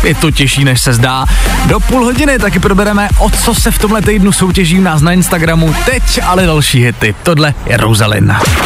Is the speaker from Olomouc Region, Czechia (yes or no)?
yes; Přerov, Olomouc Region, Czechia; já jsem z Předova